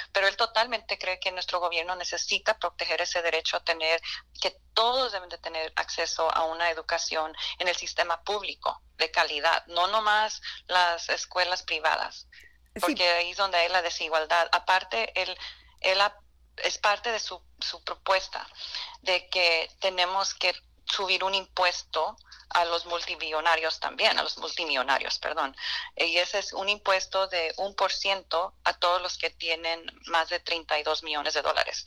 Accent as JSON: {"language": "Spanish", "region": "California", "country": "United States", "also_born_or_lived": "Miami", "said": "yo vengo de California"}